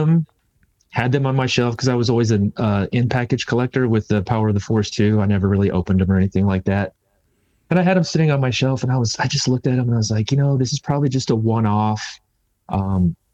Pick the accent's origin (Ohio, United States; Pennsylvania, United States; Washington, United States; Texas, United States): Texas, United States; Houston; I'm from Texas